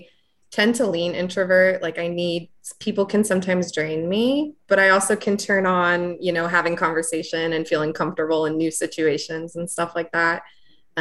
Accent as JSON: {"language": "English", "town": "Rickreall", "region": "Oregon", "country": "United States", "tie": "born or raised there", "moved": "as an adult", "lives_now": "Austin, United States", "said": "I also grew up in a small dinky town. I am from Rickreall, Oregon"}